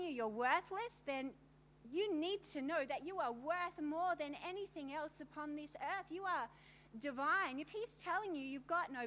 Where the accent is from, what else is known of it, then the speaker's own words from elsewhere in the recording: Australia; I'm from Australia